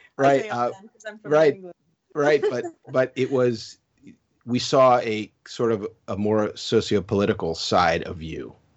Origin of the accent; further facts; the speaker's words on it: New Jersey, United States; moved away; also born or lived in South Florida; I grew up in New Jersey and then I moved to South Florida.